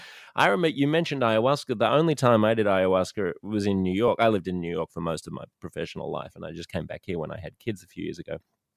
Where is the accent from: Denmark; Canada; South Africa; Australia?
Australia; moved away; He's like, you have an accent. I was like, yeah. Where are you from? I was like, Australia.